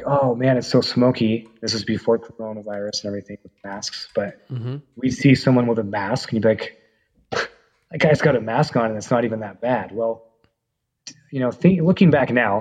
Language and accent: English; Paradise / Susanville area, California, United States; that was my hometown